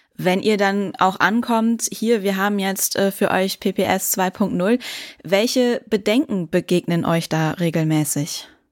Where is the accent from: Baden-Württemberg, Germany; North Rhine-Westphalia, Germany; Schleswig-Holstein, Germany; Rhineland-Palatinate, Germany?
North Rhine-Westphalia, Germany; Westmünsterland; in meiner Heimat im Westmünsterland